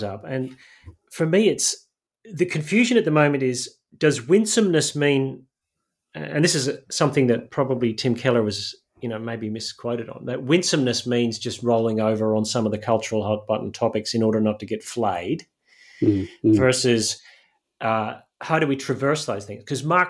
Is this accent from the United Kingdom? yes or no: yes; Northern Ireland, United Kingdom; I grew up in Northern Ireland